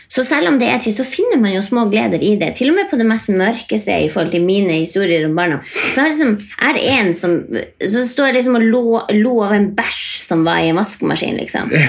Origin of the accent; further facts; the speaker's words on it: Indre Billefjord, Troms og Finnmark, Norway; oppvokst i Indre Billefjord